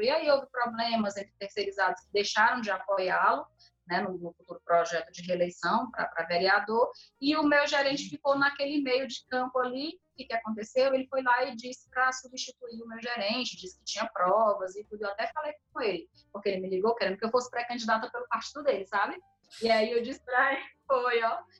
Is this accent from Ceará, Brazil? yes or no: yes; Fortaleza, Ceará, Brazil; Até o posto aqui da Floresta, eu lembro quando eu era criança, a gente chegava de madrugada lá